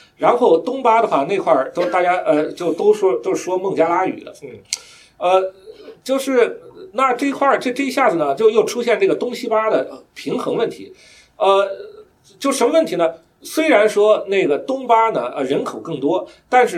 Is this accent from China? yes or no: yes; China; 我们就就比如说我们中国人，比如说我我党要解释什么是中华民族，他有一套他的理论，是吧？